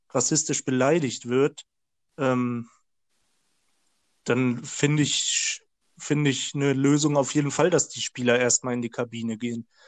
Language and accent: German; Dortmund, North Rhine-Westphalia, Germany; Klar, ich als Dortmunder mag sie nicht